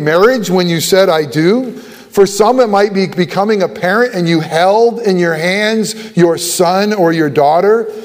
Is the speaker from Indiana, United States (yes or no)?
no; Buffalo, New York, United States; moved away; I was born in Buffalo